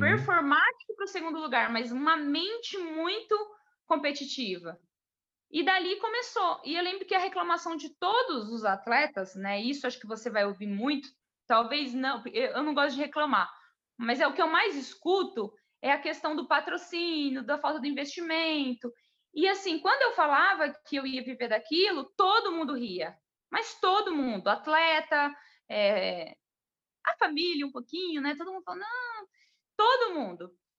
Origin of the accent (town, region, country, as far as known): Jaboticabal, São Paulo, Brazil; born or raised there